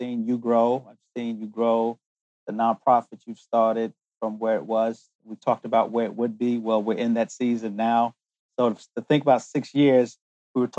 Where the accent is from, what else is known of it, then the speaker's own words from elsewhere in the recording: United States; also born or lived in London, United Kingdom; made in heaven, born in England, and developed in the United States